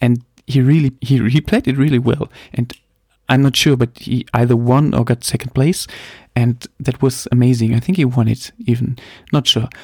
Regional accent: Germany; English is a second language; I'm from Germany, obviously. Um, please forgive my somehow okay English. Um, I'm the non-native speaker

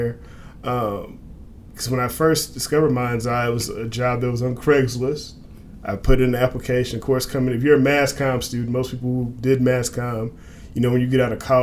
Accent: Illinois side of the St. Louis area, United States; I actually grew up in this area, born and raised. I grew up on the Illinois side of the river in Pinocchio, Illinois

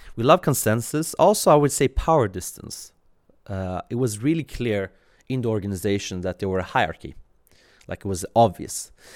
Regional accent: Sweden; also born or lived in Iran / Kurdistan, Iraq; I was born in Iran, uh, literally on the way to Sweden.

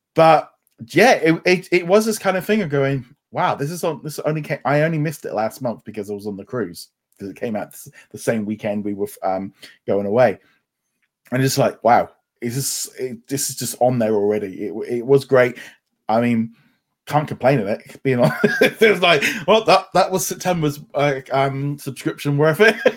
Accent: United Kingdom; we're two British people

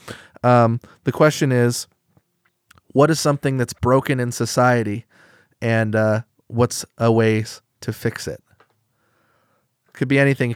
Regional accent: Eugene, Oregon, United States; Growing up in Eugene, Oregon

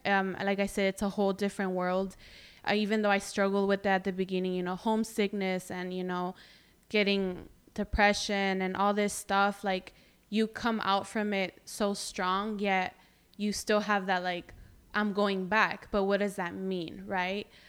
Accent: Greenfield, California, United States; i'm proud to be from here

